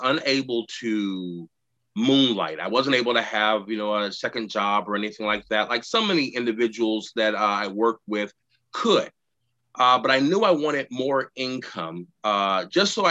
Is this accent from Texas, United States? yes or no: yes; Houston, Texas, United States; moved away as an adult; now in Tacoma, United States; growing up in Houston, Texas